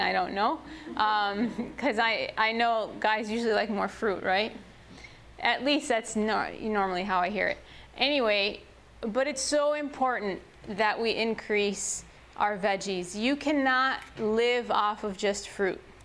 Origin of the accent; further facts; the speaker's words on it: Chicago, Illinois, United States; I grew up in Chicago